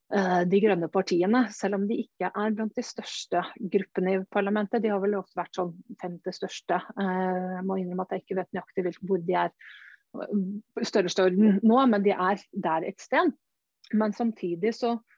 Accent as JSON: {"language": "Norwegian", "country": "Norway", "said": "jeg kommer fra Norge"}